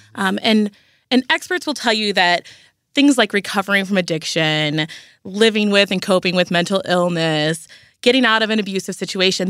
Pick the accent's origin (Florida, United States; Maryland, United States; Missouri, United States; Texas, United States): Missouri, United States; St. Louis; I'm a Saint Louis girl. I grew up in North County